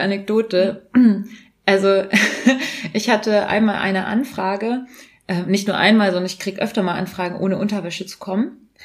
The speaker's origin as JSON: {"language": "German", "region": "Bavaria", "country": "Germany", "said": "ich bin Bayerin"}